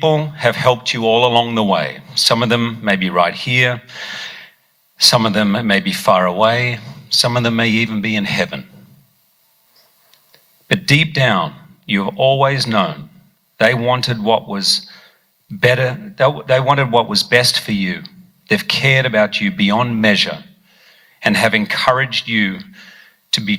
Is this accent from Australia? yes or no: yes; Australia; I grew up in Australia